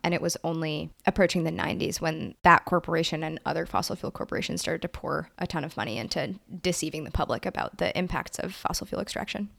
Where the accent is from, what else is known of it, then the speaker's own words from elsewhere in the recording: New York City, New York, United States; I'm from Brooklyn, New York